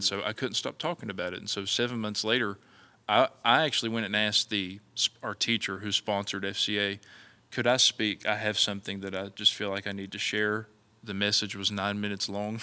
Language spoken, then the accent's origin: English; Mullins, South Carolina, United States; growing up in Mullins was Uh, it, I loved it. It was a small, small town